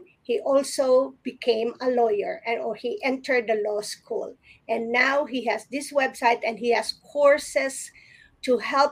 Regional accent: Philippines; growing up in the Philippines, I grew up with a lot of lawyer friends

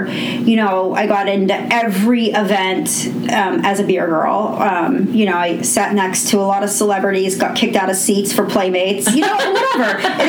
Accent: Pittsburgh, Pennsylvania, United States; I grew up in Knoxville, which is just a little bit of outside of Mount Oliver.

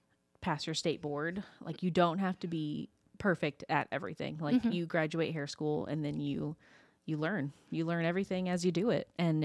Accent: Winchester, Indiana, United States; moved away as an adult; also born or lived in Ridgeville, Indiana; now in Muncie, United States; I grew up like in Ridgeville and Winchester.

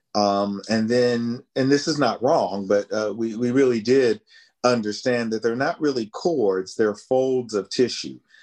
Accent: West Virginia, United States; in a local church choir in my hometown in West Virginia

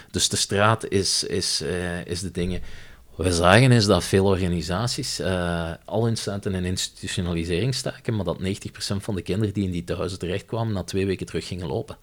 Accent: Limburg, Flanders, Belgium; moved away as an adult; also born or lived in Leuven; Ik ben opgegroeid in Limburg

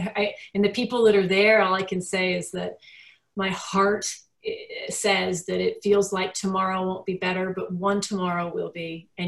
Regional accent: United Kingdom; Like we have a joke that I'm too British to be funny.

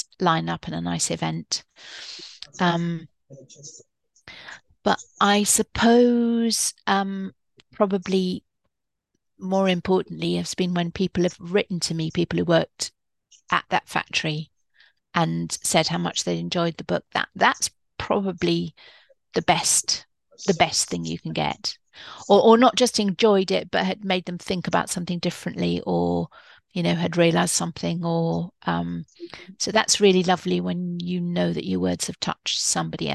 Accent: Edinburgh, Scotland, United Kingdom; I grew up in Edinburgh

